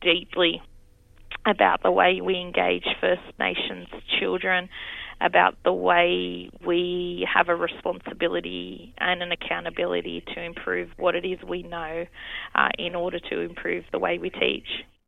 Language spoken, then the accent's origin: English; Campbelltown, New South Wales, Australia; here uh, is where I've been born and raised